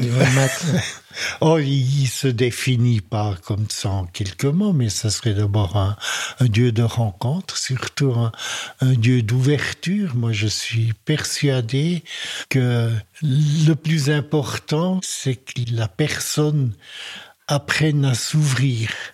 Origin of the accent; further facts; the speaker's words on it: French-speaking Switzerland, Romandy, Switzerland; je suis un Suisse-Allemand qui, euh, dès sa tendre enfance, habité en Suisse romande